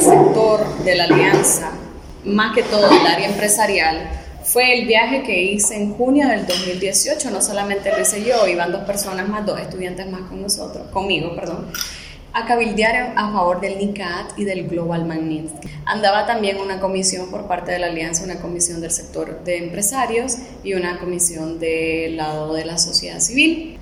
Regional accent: Managua, Nicaragua; yo realmente nunca he salido de acá de Managua

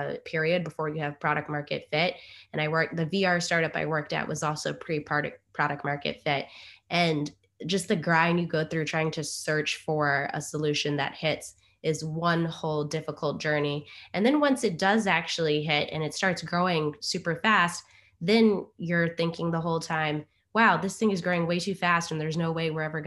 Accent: Durham, North Carolina, United States; I was born in North Carolina in Durham and come from a family that is half from the South and half from the Caribbean

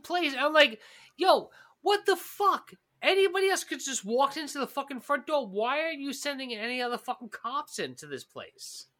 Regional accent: New York, United States; as a New Yorker

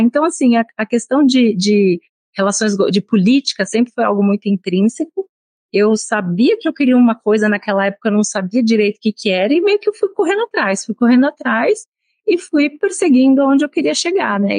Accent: São Paulo, Brazil; moved away as an adult; now in Brasília, Brazil; eu sou de São Paulo

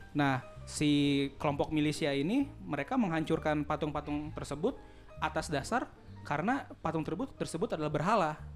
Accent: Karawang, West Java, Indonesia; Gue orang Karawang

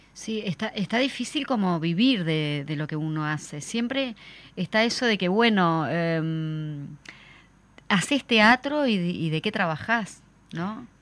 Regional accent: Uruguay; nosotros como, uruguayos

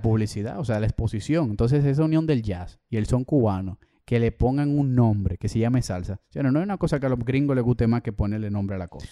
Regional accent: Dominican Republic; nosotros somos dominicanos de República Dominicana.

